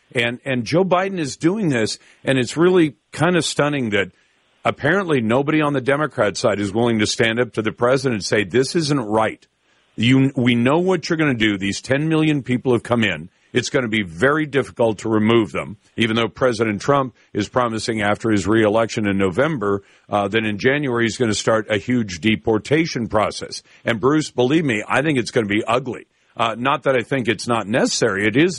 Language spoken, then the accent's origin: English; Taiwan; born there; when I was born in Taiwan. My mom and dad were in the U.S. Navy, and I was born in Taiwan.